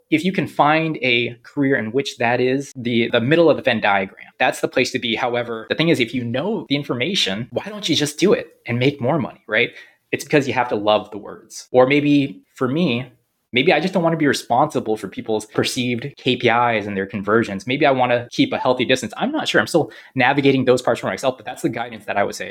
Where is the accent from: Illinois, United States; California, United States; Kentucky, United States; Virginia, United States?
California, United States; San Jose; also born or lived in Korea; now in Cranston, United States; I'm originally from San Jose, California